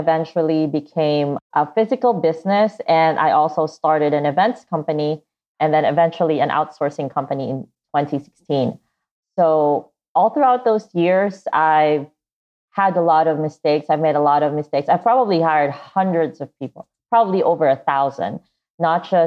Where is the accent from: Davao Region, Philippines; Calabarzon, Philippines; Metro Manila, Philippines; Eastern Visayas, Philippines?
Davao Region, Philippines; Davao; I grew up in the Philippines in this city called Davao